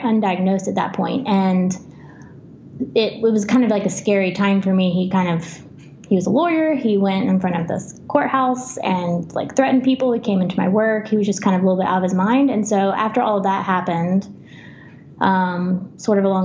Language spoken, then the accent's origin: English; Alabama, United States; moved away as an adult; also born or lived in Tennessee; I grew up in Alabama, but I moved to Tennessee to really be in the heart of rock climbing in the South